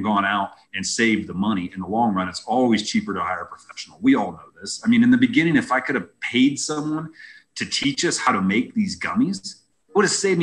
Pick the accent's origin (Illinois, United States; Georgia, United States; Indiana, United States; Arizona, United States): Indiana, United States; moved away as an adult; now in Colorado, United States; I'm from Indiana.